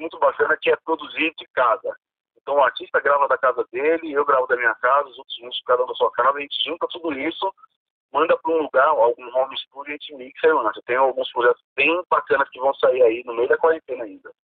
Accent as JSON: {"language": "Portuguese", "region": "São Paulo", "country": "Brazil", "tie": "born or raised there", "said": "da Zona Sul, onde eu nasci aqui"}